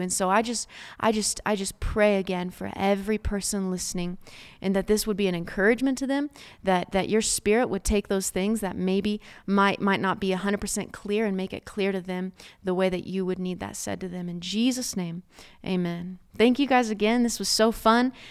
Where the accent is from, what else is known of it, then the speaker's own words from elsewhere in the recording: Oklahoma, United States; I'm from Oklahoma, so there's some beautiful red dirt around you